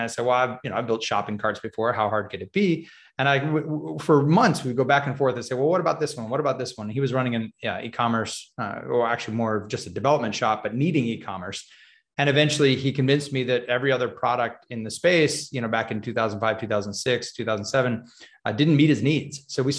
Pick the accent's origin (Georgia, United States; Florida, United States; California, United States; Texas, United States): California, United States; Yeah, I grew up actually in Southern California. That's where I met my wife.